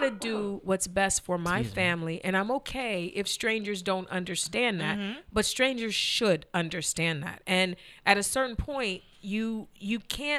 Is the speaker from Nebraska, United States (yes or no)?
no; Cleveland, Ohio, United States; moved away as an adult; now in Los Angeles, United States; as a Clevelander, as born and bred